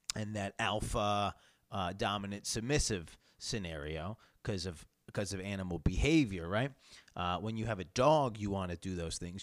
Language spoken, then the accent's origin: English; New York, United States; I come from New York State where kind of having guns is just, um, harder and, uh, and, and rarer